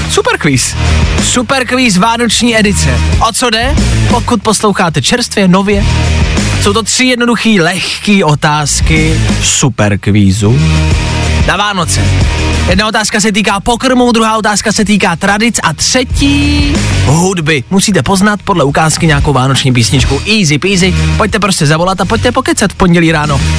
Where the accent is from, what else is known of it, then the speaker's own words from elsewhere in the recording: Plzeň, Plzeň Region, Czechia; To jsem nevěděla ani já a to jsem z Plzně.